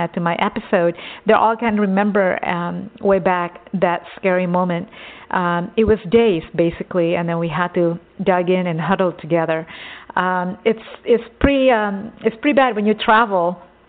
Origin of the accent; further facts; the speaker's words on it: Texas, United States; I grew up in Texas